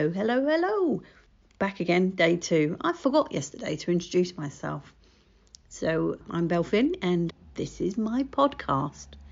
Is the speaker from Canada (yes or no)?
no; United Kingdom; accent: estuary; my estuary accent